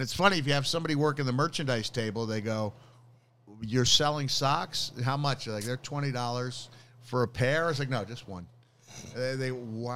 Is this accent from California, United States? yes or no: no; Bloomington, Indiana, United States; my own birthplace, Bloomington, Indiana